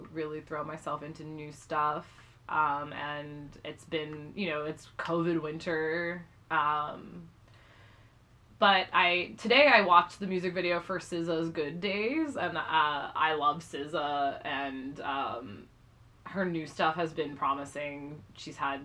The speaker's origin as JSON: {"language": "English", "region": "New Jersey", "country": "United States", "moved": "yes", "lives_now": "New York, United States", "said": "I'm a Scorpio from New Jersey"}